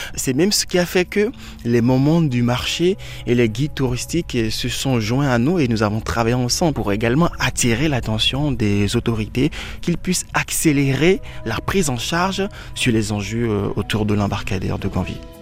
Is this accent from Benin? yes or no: yes; Benin; chez moi au Bénin